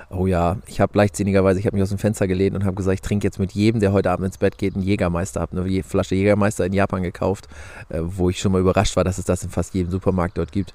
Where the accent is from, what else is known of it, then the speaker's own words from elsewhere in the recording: Lower Saxony, Germany; ich komme aus Niedersachsen, wohne im Landkreis Diepholz